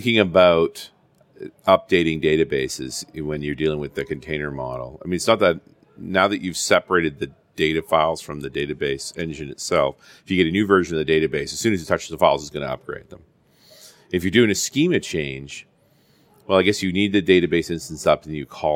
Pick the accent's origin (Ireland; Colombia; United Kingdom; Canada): Canada; We're Canadian